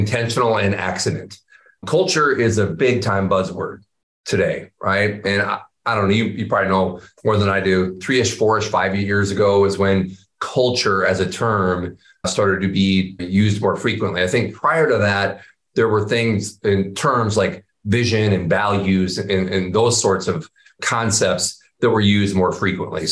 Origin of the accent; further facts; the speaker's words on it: Iowa, United States; growing up in Iowa